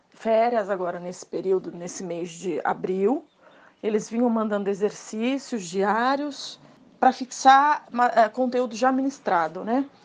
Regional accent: Santos, São Paulo, Brazil; tenho 40 anos, sou de Santos

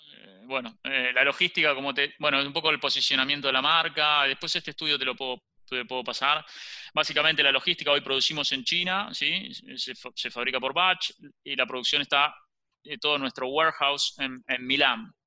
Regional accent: Argentina; siendo argentino, soy el único socio que es argentino

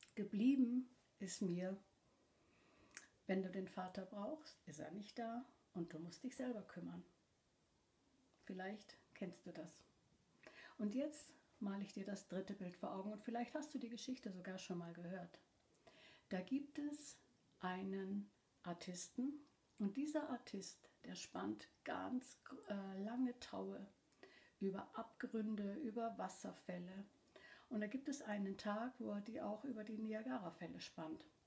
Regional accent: Cologne, North Rhine-Westphalia, Germany; ich komme ursprünglich aus der Gegend von Köln und bin mit meinen Geschwistern in einer kleinen Wohnung in der Stadt aufgewachsen.

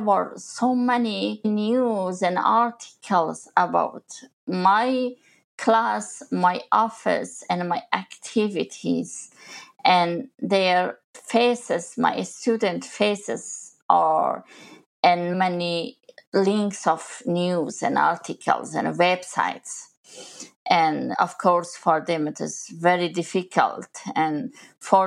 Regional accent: Kabul, Afghanistan; moved away as an adult; also born or lived in Pakistan; I was born in Kabul, capital of Afghanistan, and grew there, studied

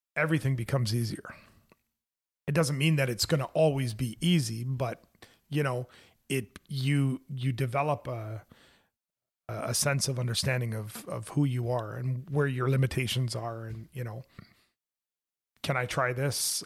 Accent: Canada; also born or lived in Hawkesbury, Ontario

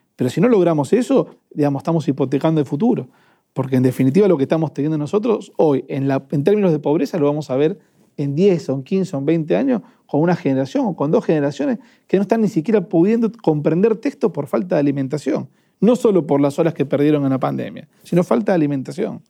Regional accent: Avellaneda, Buenos Aires Province, Argentina; Yo soy de Avellaneda

